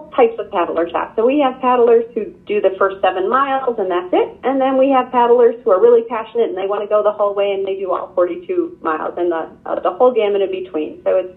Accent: Midwest, United States; also born or lived in the western US; now in Northern Michigan, United States; I grew up in the Midwest

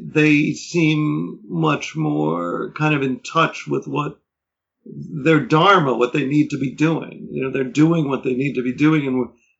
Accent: New York City, New York, United States; I grew up in Manhattan

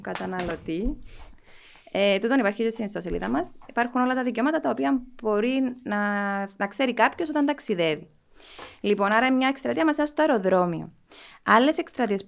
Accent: Nicosia, Nicosia District, Cyprus; είμαι από τη Λευκοσία, γεννήθηκα στη Λευκοσία.

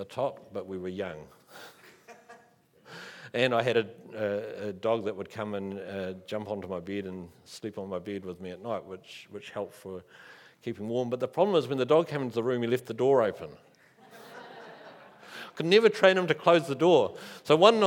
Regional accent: Rangiora, Canterbury, New Zealand; When I was a teenager, I grew up in Rangiora.

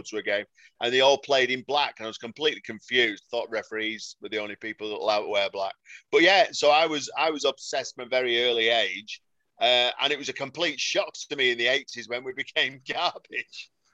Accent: Salford, North West England, United Kingdom; I'm from Salford

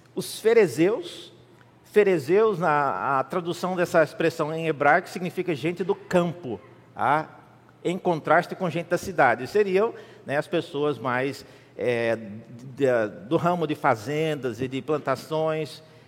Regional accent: Brazil

